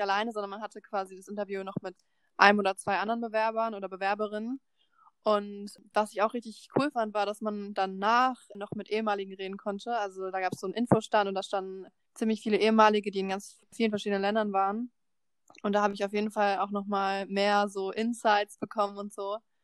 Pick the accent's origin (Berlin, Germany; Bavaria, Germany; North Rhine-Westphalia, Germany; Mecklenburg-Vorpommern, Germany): Berlin, Germany; moved away; ich komme aus Berlin